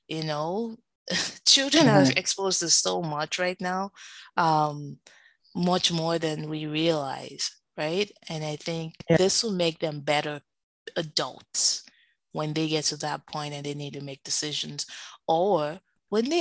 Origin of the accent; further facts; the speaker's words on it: Nigeria; now in United States; as a Nigerian